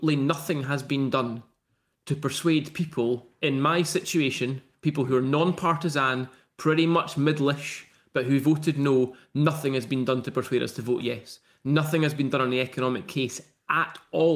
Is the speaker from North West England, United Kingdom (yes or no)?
no; Currie, Scotland, United Kingdom; now in Edinburgh, United Kingdom; I'm from Joanna's constituency. As she knows, I'm from Curry